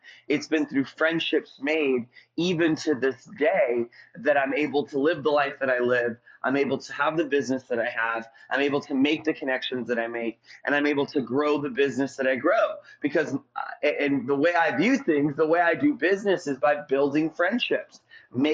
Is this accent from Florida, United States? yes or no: yes; St. Petersburg, Florida, United States; I'm from St. Petersburg, Florida.